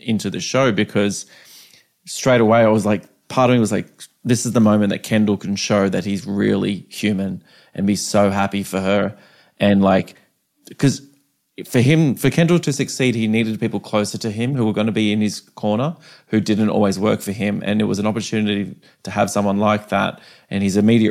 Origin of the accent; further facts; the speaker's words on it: Australia; As an Australian